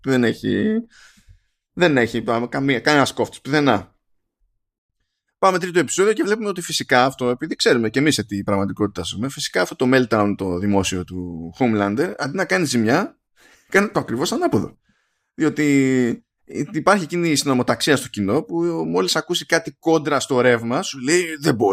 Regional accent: Egypt; ξέρω, τι να σας πω, είμαι από την Αίγυπτο. Άρα από την Αφρική.

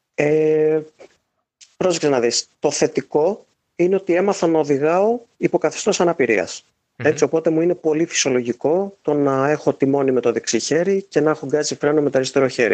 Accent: Chalkida, Central Greece, Greece; είμαι από το Χαλκίδα, οπότε έχω μεγαλώσει με τη Ριτσόνα.

